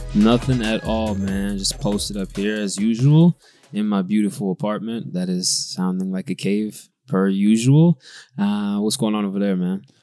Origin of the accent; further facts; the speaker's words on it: United States; moved away as an adult; now in Belgium; I am from America